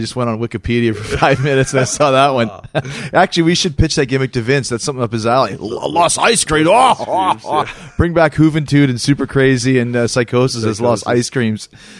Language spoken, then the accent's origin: English; Canada; I'm from Canada, so okay.